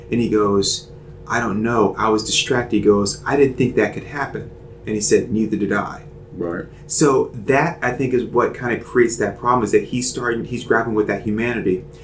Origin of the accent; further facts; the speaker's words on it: Charlotte, North Carolina, United States; I'm from Charlotte.